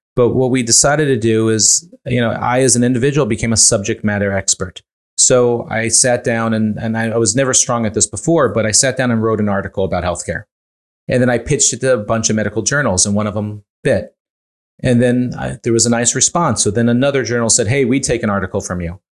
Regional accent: Northeast, United States; now in Montclair, New Jersey, United States; I grew up fairly poor in the Northeast

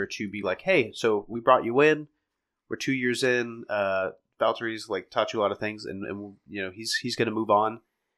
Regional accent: United States; as an American

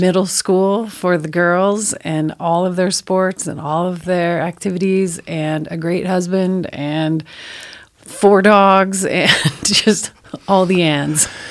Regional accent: El Cajon, California, United States; I grew up in El Cajon and I went through Cajon Valley schools.

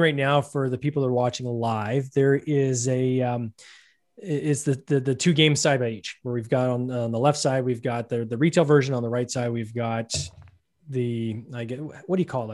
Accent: Canada; I'm Canadian, I'll say Automa

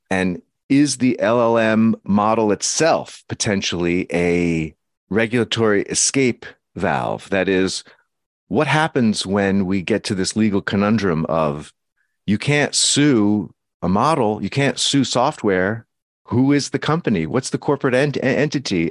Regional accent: United States; as an American

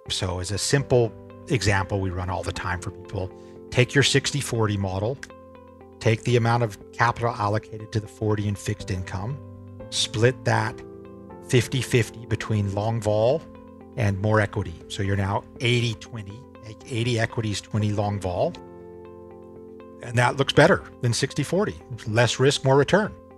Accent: Salt Lake City, Utah, United States; moved away as an adult; also born or lived in Berkeley, California / San Francisco; now in Singapore; I grew up in Salt Lake City, Utah, and consider myself a Utah boy through and through

